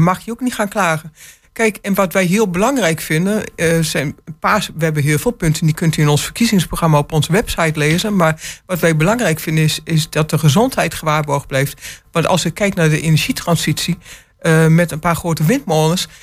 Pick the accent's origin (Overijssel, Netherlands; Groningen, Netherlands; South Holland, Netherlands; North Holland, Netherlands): Overijssel, Netherlands; Enschede; now in Hengelo, Netherlands; ik ben van huis uit, ik ben geboren in Enschede